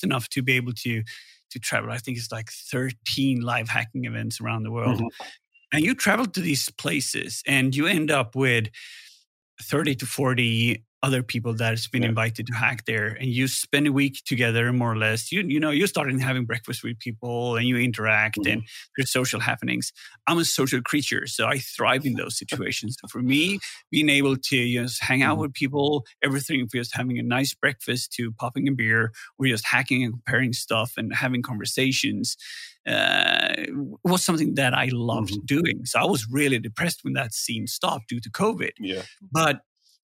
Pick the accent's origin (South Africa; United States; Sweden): Sweden; Gothenburg, Västra Götaland; Security Fest here in Gothenburg. Mm-hmm. Pretty biased because it's my hometown